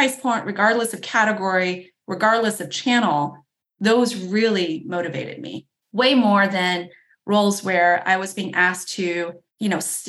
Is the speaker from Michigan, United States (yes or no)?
no; Chicago, Illinois, United States; I grew up around Chicago